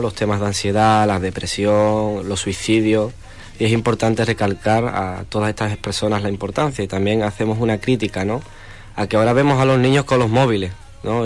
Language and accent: Spanish; Huelva, Andalusia, Spain; yo soy español, andaluz, pero me siento choquero, me siento nubense